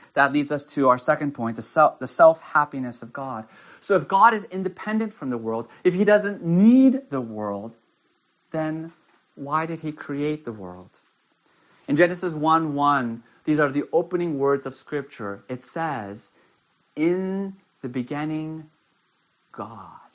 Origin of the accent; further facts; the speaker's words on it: United States; also born or lived in Castro Valley, California; I live in Castro Valley. I'm an American.